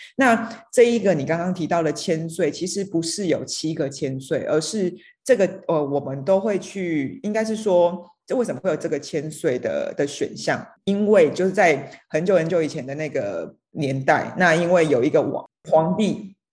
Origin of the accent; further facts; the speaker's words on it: Donggang, Pingtung County, Taiwan; 像我们在东港长大